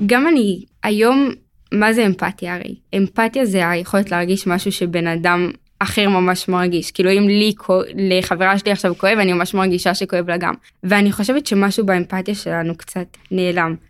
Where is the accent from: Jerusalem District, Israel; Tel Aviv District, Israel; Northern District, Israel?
Jerusalem District, Israel; Beit Shemesh; אני מבית שמש, אני אחות לחמישה אחים.